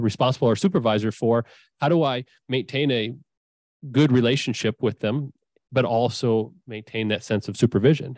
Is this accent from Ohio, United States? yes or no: yes; Findlay, Ohio, United States; also born or lived in Savannah, Georgia / Indiana; I grew up in Findlay, Ohio.